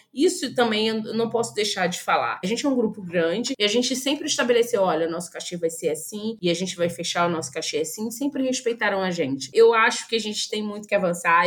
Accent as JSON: {"language": "Portuguese", "town": "Niterói", "region": "Rio de Janeiro", "country": "Brazil", "tie": "born or raised there", "said": "Eu sou nascida em Niterói, sou uma menina criada num terreiro de candomblé"}